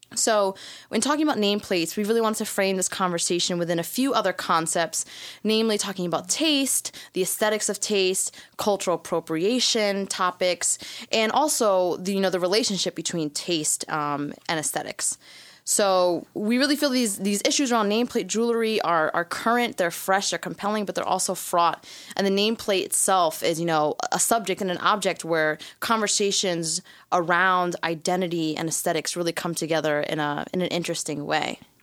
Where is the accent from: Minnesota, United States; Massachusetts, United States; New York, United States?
New York, United States; New York City; since I was a little girl growing up in Brooklyn